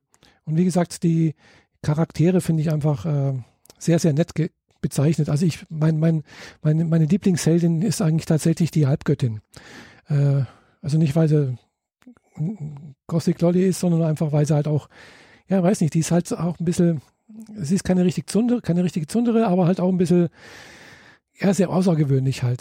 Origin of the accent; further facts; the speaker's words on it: Germany; bei uns in Deutschland